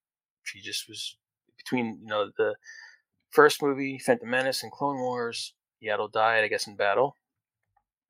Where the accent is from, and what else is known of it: New Jersey, United States